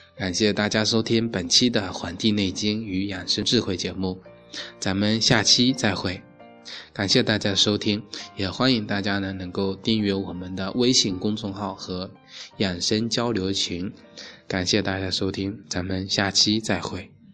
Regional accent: China; 所以我们中国人啊

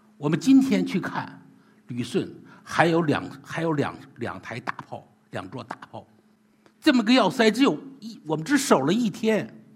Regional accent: China; 我们中国人

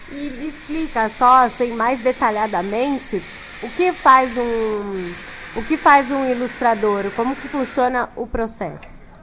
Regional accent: São Paulo, Brazil; eu sou paulistana

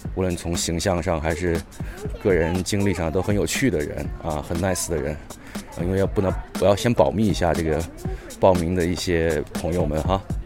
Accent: Wuhan, Hubei, China; moved away; also born or lived in Beijing; 因为本身我是武汉人啊，所以大家可想而知那个时候的感觉，而我呢又不在武汉那个生活，所以当时很担心家乡的情况

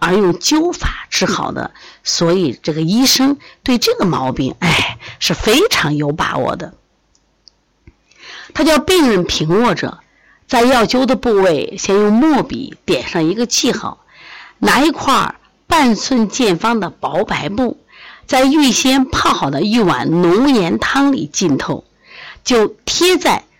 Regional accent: China; 就是我们中国人的智慧， 方法非常好啊！

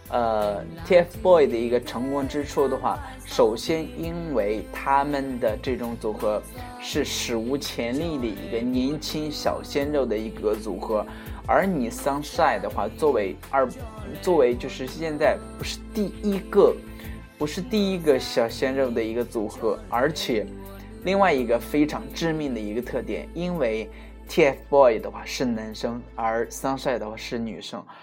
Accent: China; 我们中国人

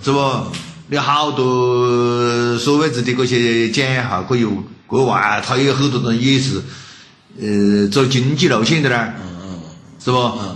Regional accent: China

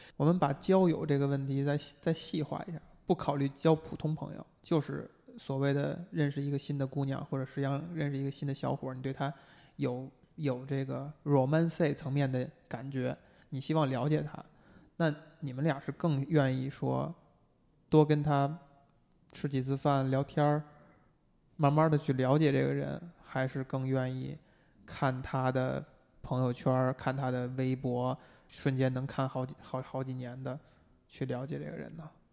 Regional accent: China; 我们中国人

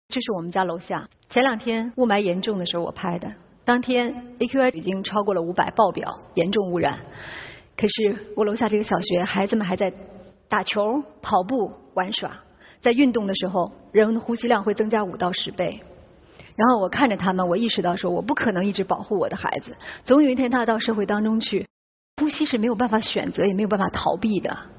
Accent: Shanxi, China; 我们山西人才烧煤

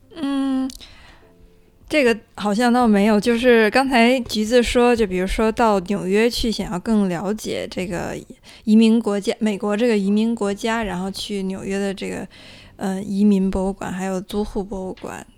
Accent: China; 我们大陆这边一直称呼的高山族

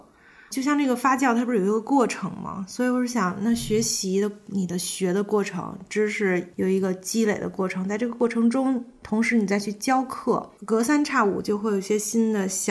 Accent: Beijing, China; 在北京，我一直是在北京，我是北京人。

